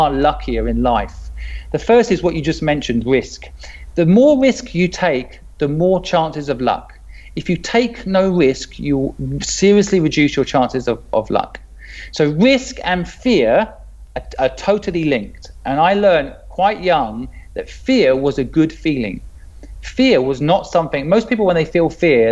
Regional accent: England, United Kingdom; moved away as an adult; also born or lived in Hong Kong; I'm English

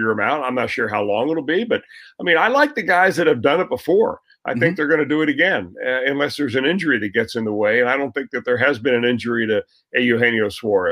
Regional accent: Cincinnati, Ohio, United States; I was raised in Cincinnati

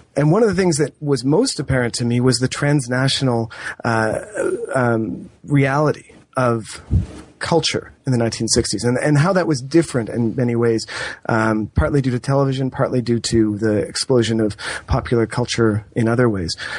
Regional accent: Canada; as a Canadian um, and as I suppose a Canadian historian

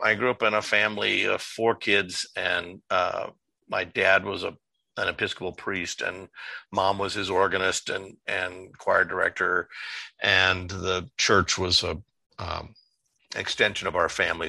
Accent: Los Angeles, California, United States; moved away as an adult; also born or lived in Chicago / upstate New York; now in New York, United States; I was born and raised in Southern California. I'm a, uh, a uh, Los Angelino, um, growing up and uh, love my home city

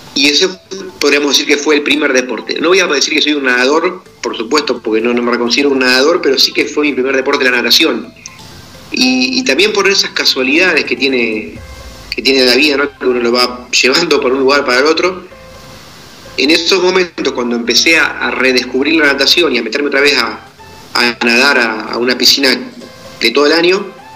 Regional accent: Argentina; yo soy del interior de Argentina, de un pueblo muy pequeño, de una población rural, de campo, de apenas 1.800, 2.000 habitantes

